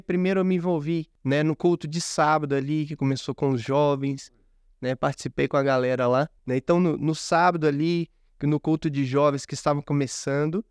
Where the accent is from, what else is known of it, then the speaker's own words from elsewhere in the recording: Minas Gerais, Brazil; como bom mineiro, desconfiado